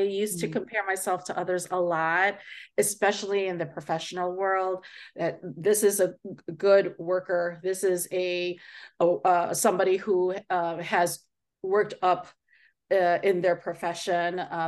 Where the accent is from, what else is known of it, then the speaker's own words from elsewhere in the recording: Philippines; And I say, because I am Asian, because I'm Filipino, sometimes I feel that people think differently